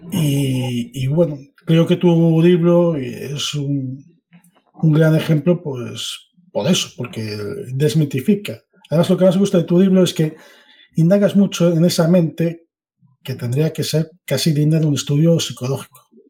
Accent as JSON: {"language": "Spanish", "country": "Spain", "said": "Como español de 44 años"}